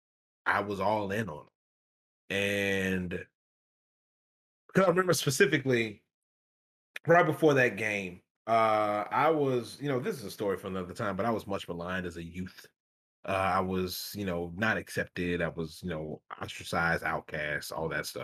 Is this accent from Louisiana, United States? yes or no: yes; Grambling, Louisiana, United States; Who is from North Louisiana like me. I was from Grambling